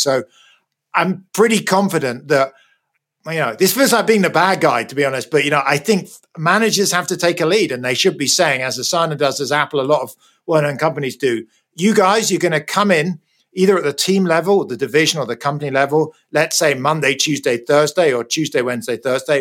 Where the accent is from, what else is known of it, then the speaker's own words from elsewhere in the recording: United Kingdom; moved away as an adult; also born or lived in United States; now in California, United States; You can hear probably from my accent, I was born in Britain. I'm now a bit of a fake Brit. I live in the US. I've been here for the last 15 years.